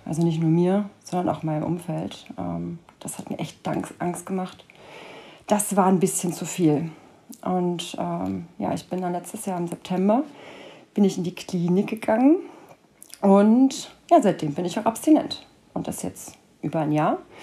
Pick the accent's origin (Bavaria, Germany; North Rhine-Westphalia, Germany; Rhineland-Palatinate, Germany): North Rhine-Westphalia, Germany; Cologne; Ich wohne seit über 30 Jahren in Köln und nenne Köln somit auch meine Heimat